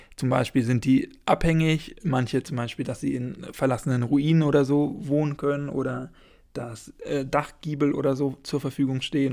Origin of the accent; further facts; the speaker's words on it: Schleswig-Holstein, Germany; now in Heidelberg, Germany; Ich komme ursprünglich aus Schleswig-Holstein